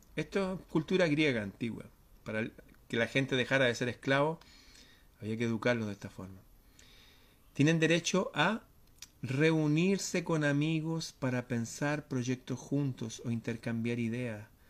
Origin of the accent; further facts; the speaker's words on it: Chile; en mi país